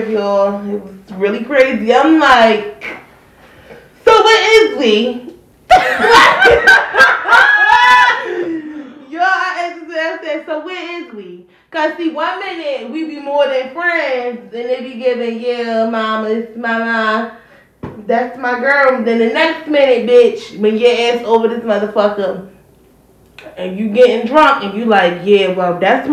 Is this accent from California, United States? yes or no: no; Baltimore, Maryland, United States; I'm from Baltimore